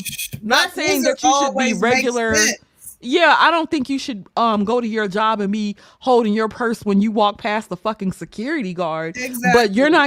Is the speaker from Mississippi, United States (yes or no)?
yes; Mississippi, United States; I'm from Mississippi